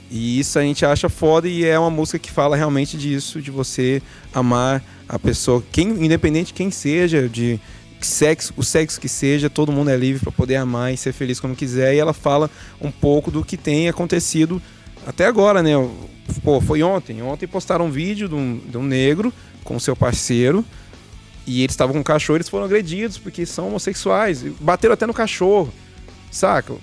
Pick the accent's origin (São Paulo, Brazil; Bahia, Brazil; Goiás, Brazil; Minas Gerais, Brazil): Minas Gerais, Brazil; Uberaba; Nós somos de Uberaba, Minas Gerais